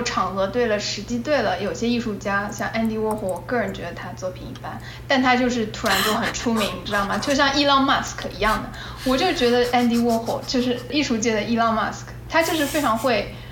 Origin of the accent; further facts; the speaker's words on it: China; moved away; also born or lived in United States; 我在中国的环境里面长大